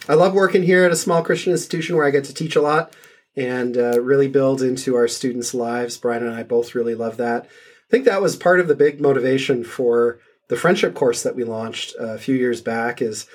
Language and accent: English; Canada; now in Louisville, United States; I'm Canadian originally.